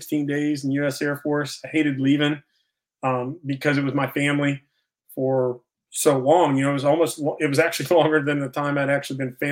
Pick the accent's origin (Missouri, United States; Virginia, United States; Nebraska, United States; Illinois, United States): Virginia, United States; moved away; I'm originally from Virginia